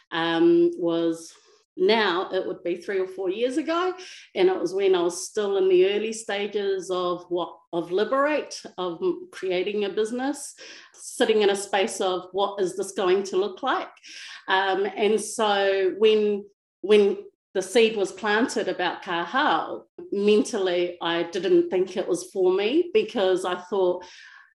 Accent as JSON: {"language": "English", "region": "Wellington", "country": "New Zealand", "tie": "born or raised there", "moved": "yes", "lives_now": "Palmerston North, New Zealand", "said": "currently based in Palmerston North New Zealand, born and bred in Wellington."}